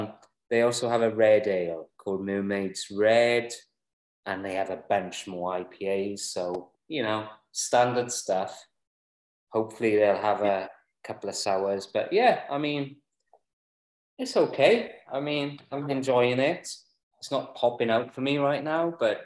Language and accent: English; Mid Glamorgan, Wales, United Kingdom; I'm from Mid Glamorgan.